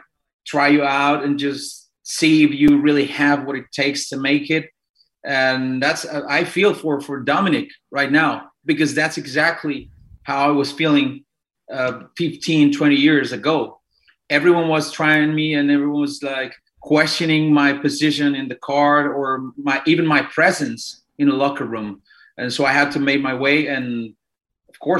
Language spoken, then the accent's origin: English; Mexico City, Mexico; moved away; I'm Mexican, born and raised in Mexico City.